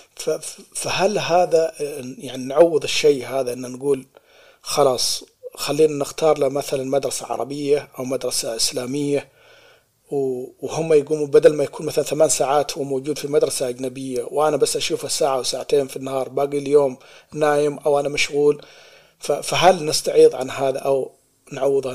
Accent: United Arab Emirates; now in Australia; عندنا في الإمارات هناك

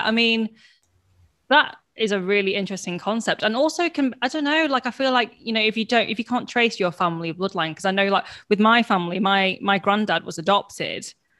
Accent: Warrington, North West England, United Kingdom; accent: Warrington; I'm from Warrington, and that's where I usually go to. And then when I'm like, oh, no, shit, you mean like, oh, no, yeah, my family's from Hong Kong, so I'm British-born Chinese. But I always forget when people ask me that question. I do default to, like, my hometown

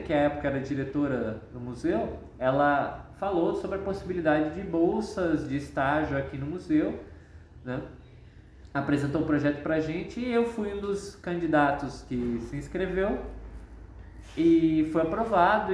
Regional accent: Londrina, Paraná, Brazil; eu sou daqui de Londrina mesmo, nasci e morei aqui a maior parte da minha vida.

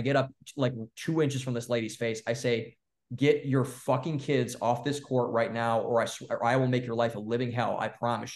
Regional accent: Cleveland, Ohio, United States; also born or lived in Columbus, Ohio; So I grew up in Cleveland, and then I went to school in Columbus, Ohio

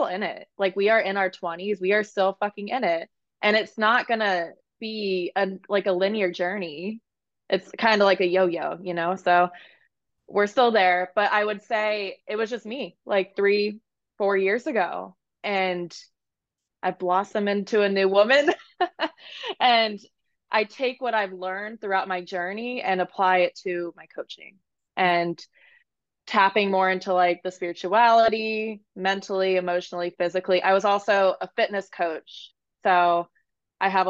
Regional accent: Maryland, United States; moved away as an adult; now in San Diego, United States; I live in San Diego, California, but I'm from Maryland.

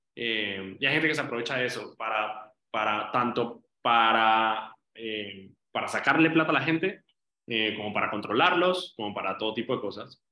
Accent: Medellín, Antioquia, Colombia; moved away; yo nací en, Medellín, en Colombia, y viví allí

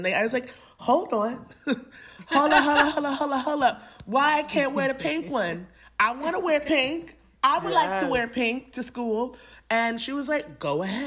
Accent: Lynn, Massachusetts, United States; I'm from Lynn. It's a little small town where there are more Black people than white

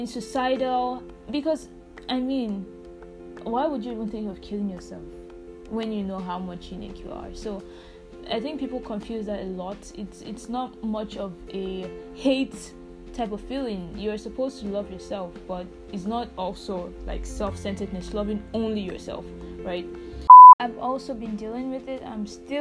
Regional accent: Nigeria; I am African, and I am Nigerian

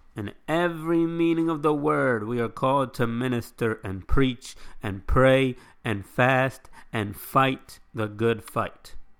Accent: United States; I live in this country

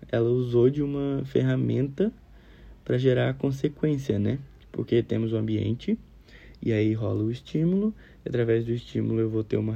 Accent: Minas Gerais, Brazil; eu sou de Minas Gerais. Eu fazia engenharia florestal lá em Minas Gerais, fiz dois anos e meio.

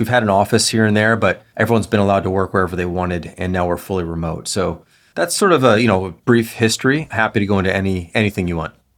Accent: Chicago, Illinois, United States; moved away as an adult; now in Los Angeles, United States; grew up in Chicago

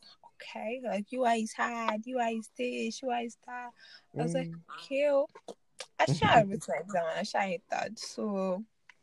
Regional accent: Lagos, Nigeria; born or raised there; moved away as an adult; also born or lived in Ibadan

